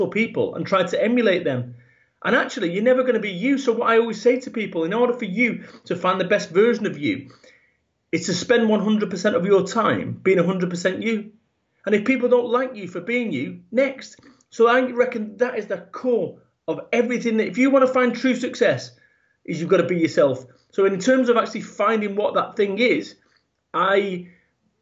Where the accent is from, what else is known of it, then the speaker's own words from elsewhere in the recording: Salford, North West England, United Kingdom; I was born over in Manchester in the UK, and I was brought up in a working class environment